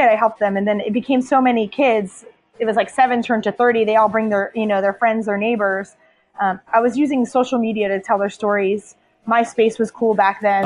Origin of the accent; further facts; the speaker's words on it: United States; moved away as an adult; also born or lived in Liberia; I grew up in poverty in the United States